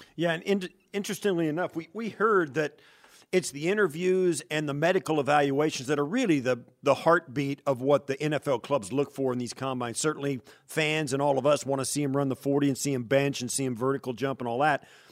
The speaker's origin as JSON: {"language": "English", "region": "Kansas", "country": "United States", "tie": "born or raised there", "moved": "yes", "said": "I grew up hunting in Kansas where I grew up"}